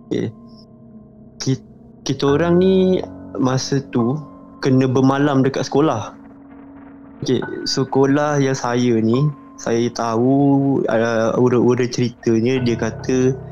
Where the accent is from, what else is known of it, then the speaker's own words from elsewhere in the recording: Selangor, Malaysia; saya daripada Selangor, umur saya 22.